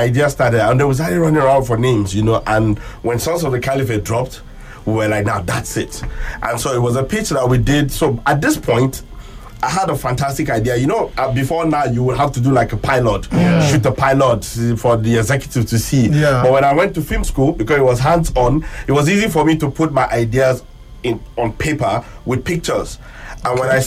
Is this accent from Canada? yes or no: no; Northern Nigeria, Nigeria; growing up in Northern Nigeria, being from around here